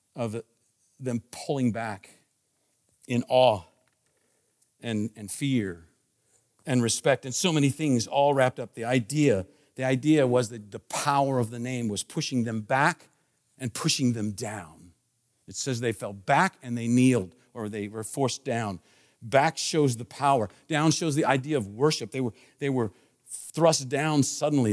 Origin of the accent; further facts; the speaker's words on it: Washington, District of Columbia, United States; I was born in Washington, D C